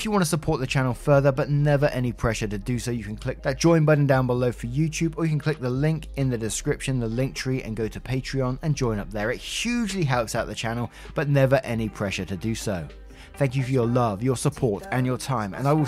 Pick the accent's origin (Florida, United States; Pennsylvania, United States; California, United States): Florida, United States; Me, born and raised in Florida, I honestly think I might die if I had to be outside in those temps.